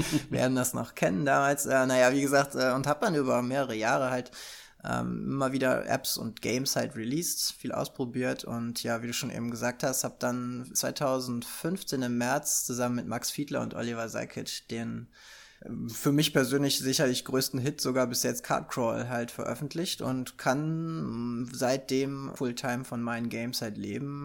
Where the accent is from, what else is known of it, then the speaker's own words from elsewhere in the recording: Germany; als Deutscher ist man ja so, mit Brettspielen wird man ja groß